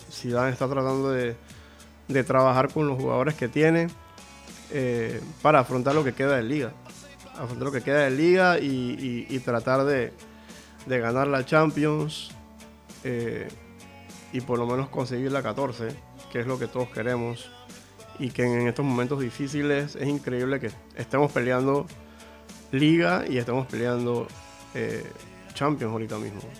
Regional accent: Catalonia, Spain; Ah, yo, no, yo soy, un, catalán de estos que soy.

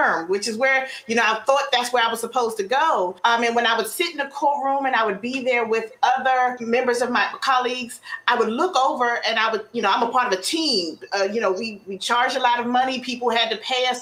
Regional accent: Prince George's County, Maryland, United States; I'm here from Prince George's County, Maryland. I grew up here.

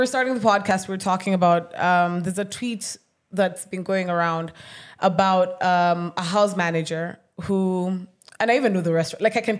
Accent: Kenya; I'm Kenyan.

